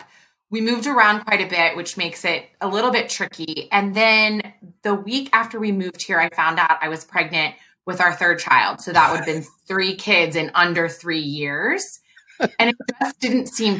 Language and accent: English; Cincinnati, Ohio, United States; moved away as an adult; also born or lived in Chicago / Baltimore / Dallas; now in Hinsdale, United States; I grew up in Ohio, so I'm originally from Cincinnati